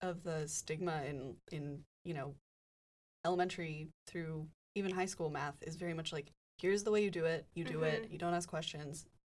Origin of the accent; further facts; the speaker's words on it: Montana, United States; now in Santa Cruz, United States; I'm from Montana.